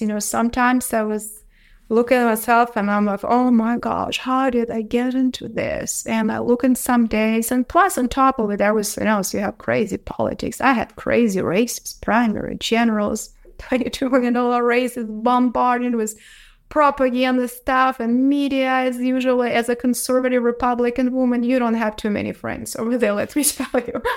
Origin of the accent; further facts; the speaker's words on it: Ukraine; English is a second language; moved away as an adult; now in United States; I was born in Soviet Union in a little town